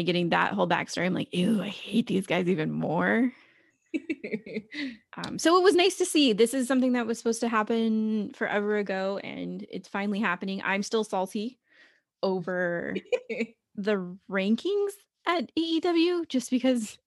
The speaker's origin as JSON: {"language": "English", "area": "Orange County", "region": "Southern California", "country": "United States", "said": "We're from Orange County."}